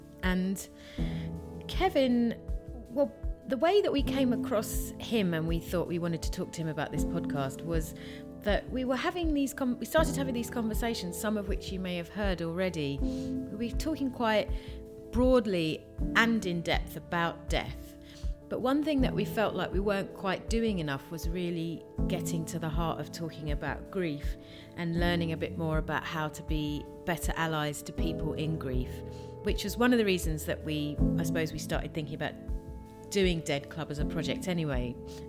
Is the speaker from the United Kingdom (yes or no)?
yes; Tongue, Scotland, United Kingdom; from Tongue.